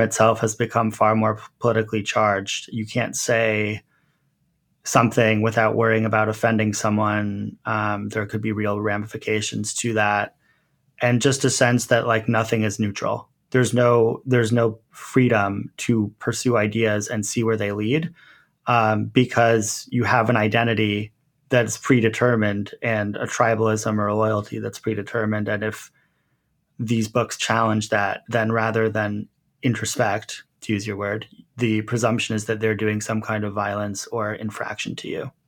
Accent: Montclair, New Jersey, United States; I grew up in Montclair, which is a relatively sophisticated suburb

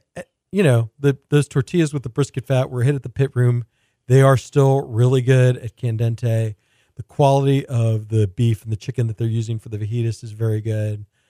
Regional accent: Houston, Texas, United States; when I was growing up in Houston, you know, my grandparents would come visit from New York

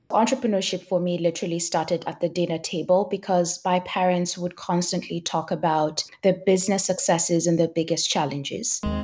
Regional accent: Kenya; I grew up in Kenya and both my parents are entrepreneurs

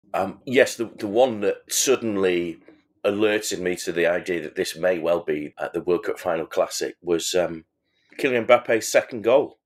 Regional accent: England, United Kingdom; I'm an Englishman

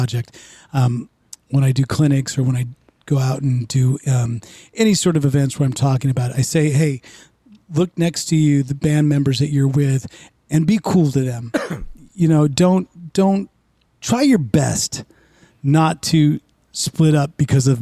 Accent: Bay Area, California, United States; moved away; also born or lived in Los Angeles / New York; growing up in the Bay Area

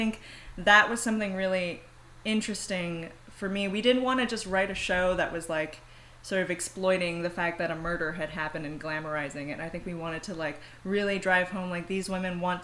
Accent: Singapore; moved away; I was born and raised in Singapore, and we're all very superstitious there

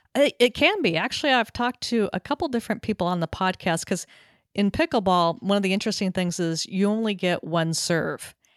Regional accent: Southern California, United States; also born or lived in Texas; now in Connecticut, United States; having grown up in Southern California

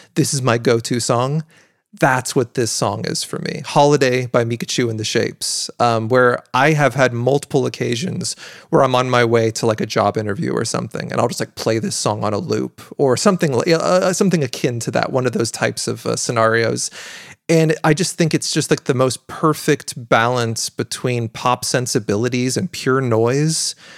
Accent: Pacific Northwest, United States; I am from the Pacific Northwest

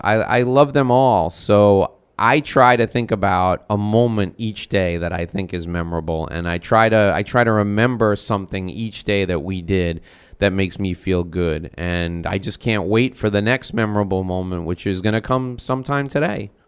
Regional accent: North Salem, New York, United States; now in Miami, United States; I grew up on Sunset Drive in North Salem, New York

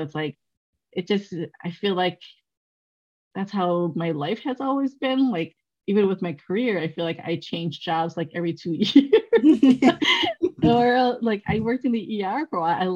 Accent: Milwaukee, Wisconsin, United States; also born or lived in Laos; I grew up in Milwaukee, and the area that I grew up, they were pretty diverse

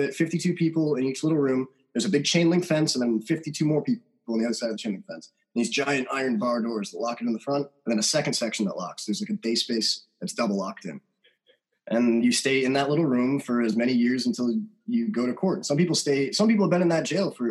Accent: Trenton, New Jersey, United States; I grew up in Trenton, New Jersey

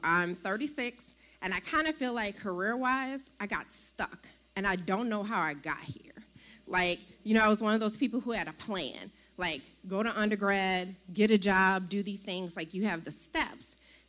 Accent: New Orleans, Louisiana, United States; I'm from New Orleans.

